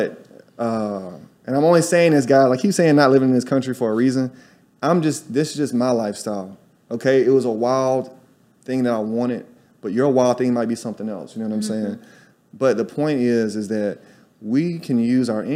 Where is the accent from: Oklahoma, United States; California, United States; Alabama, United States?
Alabama, United States; Tuscaloosa; moved away as an adult; also born or lived in New York City; now in Salvador, Brazil; I'm from Alabama, y'all. I'm a college dropout from Tuscaloosa, Alabama